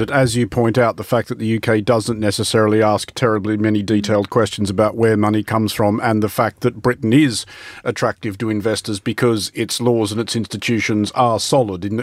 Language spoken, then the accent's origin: English; Australia